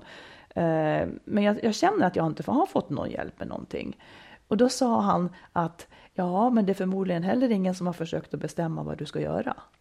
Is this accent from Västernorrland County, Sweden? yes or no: no; Falun, Dalarna County, Sweden; also born or lived in Malung; jag bodde i Malung när jag var riktigt liten och sen flyttade jag till Falun på grund av mammas jobb, eh, hela familjen då